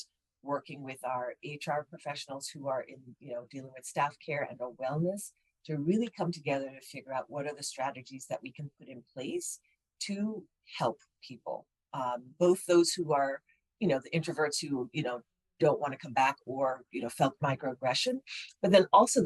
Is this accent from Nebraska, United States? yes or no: no; New York, United States; Born and raised in New York to West African parents.